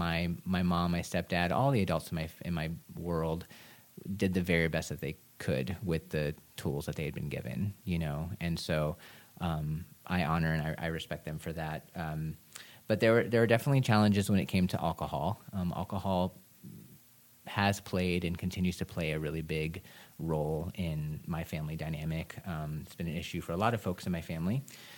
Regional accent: Chicago, Illinois, United States; I was born and raised in Chicago on the northwest side of the city

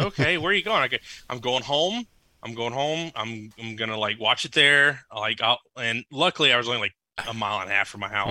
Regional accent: Lafayette and Lake Charles, Louisiana, United States; I grew up in Lafayette and Lake Charles

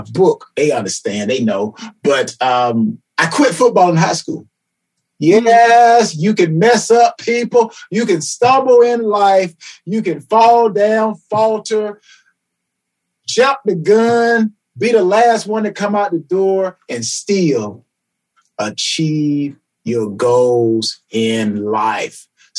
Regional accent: Atlanta, Georgia, United States; I am from Atlanta, Georgia, reside in Atlanta, Georgia presently

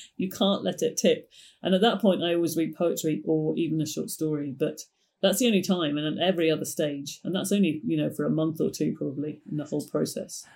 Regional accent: United Kingdom; also born or lived in Ireland; I was born there and we used to visit it all the time, although I was brought up mostly in Britain

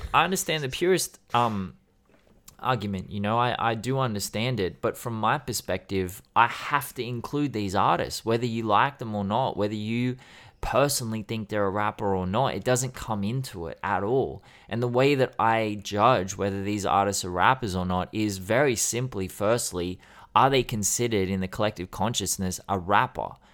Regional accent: Sydney, New South Wales, Australia; I grew up in Sydney.

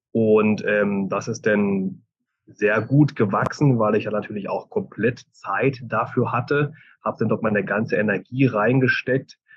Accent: Germany; moved away as an adult; now in Switzerland; 2014 bin ich ja schon von, der, von Deutschland in die Schweiz ausgewandert, bin also zum ersten Mal in ein anderes Land gegangen und habe dadurch natürlich auch damals schon meine Familie und meinen Freundeskreis in Deutschland gelassen.

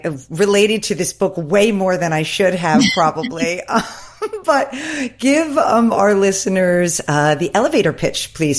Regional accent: the Hamptons, New York, United States; I live in the Hamptons. I'm from the Hamptons. I now have returned there. I grew up here, returned here with my family.

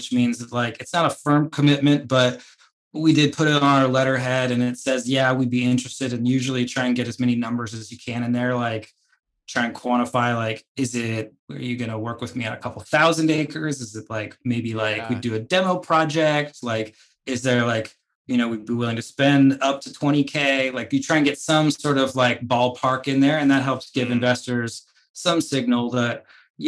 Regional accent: United States; my home country, the United States

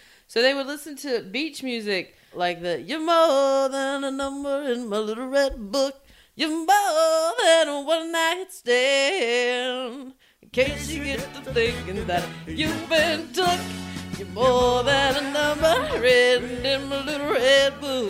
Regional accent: North Carolina, United States; I'm from North Carolina.

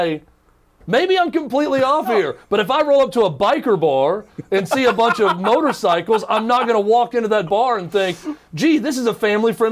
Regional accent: United States; skaters that I grew up with in Mount Jewel

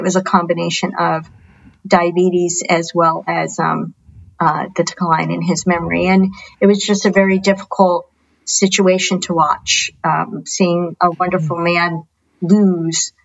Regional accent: New Jersey, United States; moved away as an adult; I grew up in New Jersey

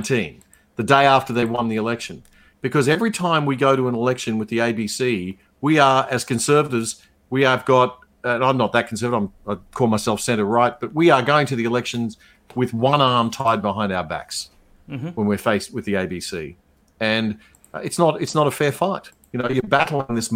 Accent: Queensland, Australia; Growing up in Joe Bjorkebusa's in Queensland as a city boy

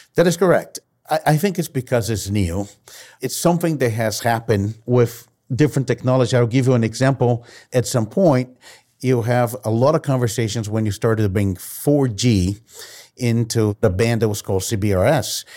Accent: Brazil; I've been born and raised in Brazil

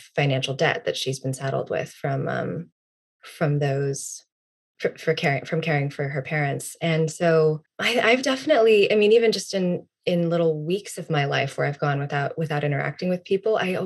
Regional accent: South Bend, Indiana, United States; moved away as an adult; my hometown

